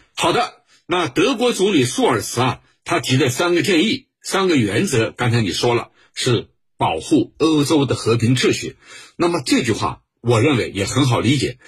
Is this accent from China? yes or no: yes; China; 在我们中国人看来是什么呢？